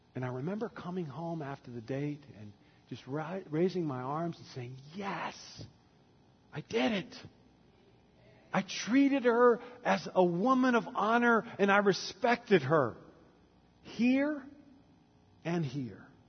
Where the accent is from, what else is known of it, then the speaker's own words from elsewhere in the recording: the South, United States; growing up in the South as a young man